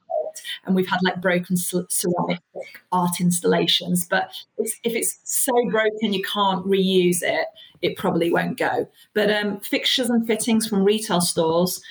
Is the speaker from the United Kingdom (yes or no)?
yes; United Kingdom; also born or lived in Iraq; I was born in Iraq, you know, brought up a British